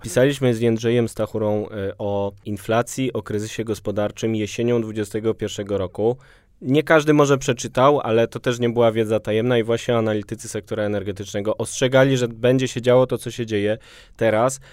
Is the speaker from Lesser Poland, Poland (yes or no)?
yes; Kraków, Lesser Poland, Poland; now in Warsaw, Poland; na polu, jestem z Krakowa i z dumą mówię na polu